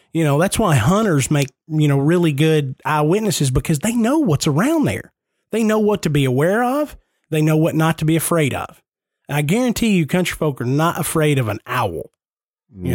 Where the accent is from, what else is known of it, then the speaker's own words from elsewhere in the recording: Nashville, Tennessee, United States; I am born and raised in Nashville. I grew up 10 minutes from downtown Nashville